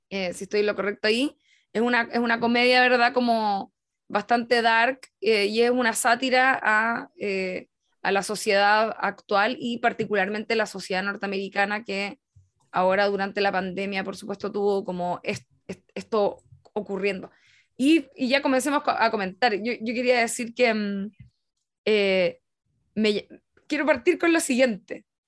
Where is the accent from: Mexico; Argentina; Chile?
Chile; estamos haciendo una lectura como desde Chile